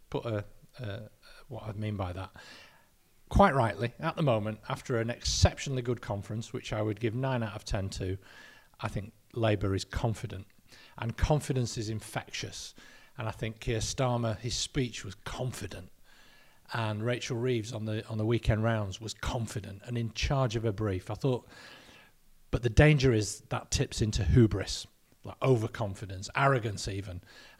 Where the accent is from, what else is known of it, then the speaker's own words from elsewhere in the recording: Lancaster, North West England, United Kingdom; We're both from Lancaster. Both our dads worked together as milkmen in Lancaster.